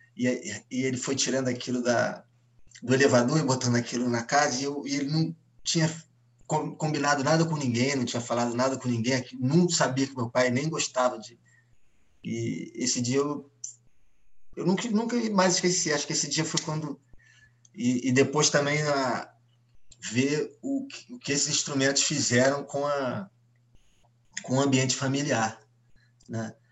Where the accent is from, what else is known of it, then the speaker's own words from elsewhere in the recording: Rio de Janeiro, Brazil; o Rio Zona Sul, e eu falo por mim, né, pelo lugar que eu ocupava, o lugar onde eu cresci